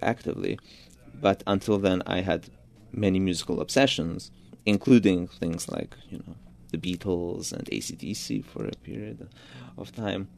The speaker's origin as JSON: {"language": "English", "town": "Budapest", "country": "Hungary", "tie": "born or raised there", "also_born_or_lived": "Georgia / New York", "first_language": "Georgian", "second_language": "English", "moved": "yes", "said": "my family moved to Budapest when I was only a few months old. So I grew up in Hungary."}